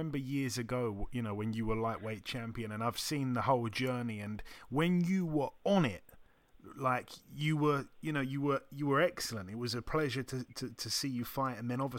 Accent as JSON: {"language": "English", "country": "United Kingdom", "said": "especially as a Brit, staying up and watching that."}